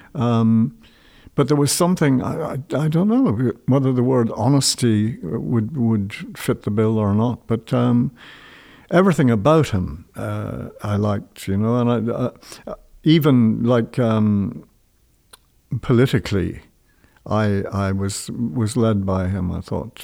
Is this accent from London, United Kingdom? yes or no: yes; London, United Kingdom; moved away as an adult; also born or lived in Ireland; I was born in London